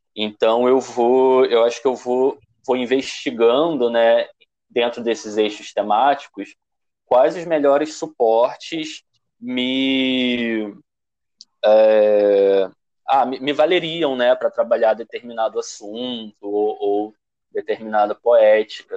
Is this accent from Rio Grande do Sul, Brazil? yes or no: no; Rio de Janeiro, Brazil; Eu sou de Padre Miguel